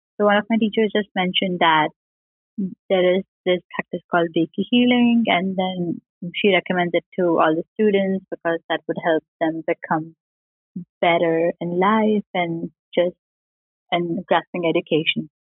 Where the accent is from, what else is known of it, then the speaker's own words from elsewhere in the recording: Indore, Madhya Pradesh, India; I'm from a Hindu family in India. I was born in Indore. It's a capital city in the state of Madhya Pradesh.